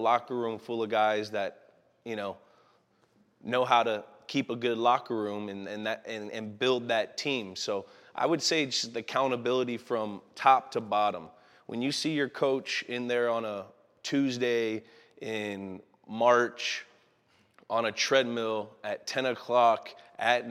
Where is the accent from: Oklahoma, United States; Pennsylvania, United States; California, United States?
California, United States; the Bay Area; now in Los Angeles, United States; we're both from the Bay. We grew up like 12 miles from each other